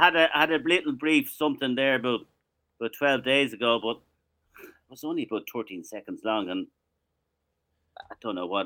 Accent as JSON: {"language": "English", "country": "Ireland", "said": "I'm Irish"}